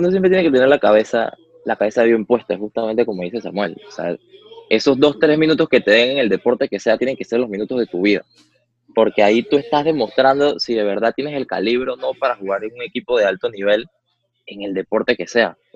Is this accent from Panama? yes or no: yes; Panama